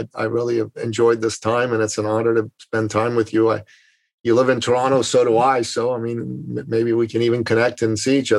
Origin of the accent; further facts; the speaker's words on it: Tehran, Tehran Province, Iran; moved away; I was born in Tehran, and I lived in Tehran all my life. Yeah, yeah. My father's family is from Qazvin, and my mother's family is from Mashhad.